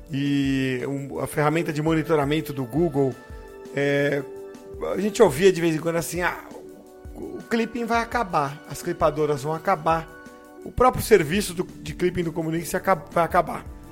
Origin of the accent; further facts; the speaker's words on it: São Vicente, São Paulo, Brazil; minha cidade, em Santos, é, eu sou de São Vicente, eu falo Santos para arredondar